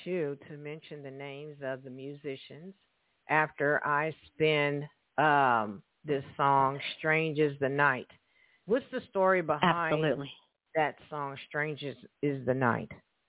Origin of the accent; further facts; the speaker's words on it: Hoosier, Indiana, United States; And I am calling from Evansville, Indiana. Yes, I'm a Hoosier. Here in Evansville, Indiana.